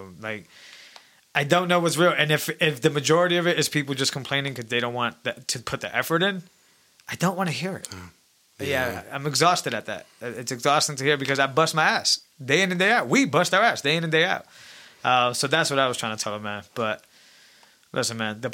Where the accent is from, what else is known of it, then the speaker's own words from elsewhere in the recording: Massachusetts, United States; I grew up here in Massachusetts